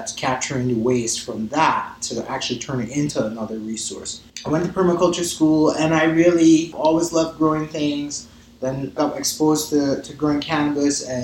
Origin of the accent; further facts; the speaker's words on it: Barbados; moved away as an adult; also born or lived in Colorado / Taos; now in Santa Fe, United States; I'm originally from Barbados, and then when I moved to the States like 20 years ago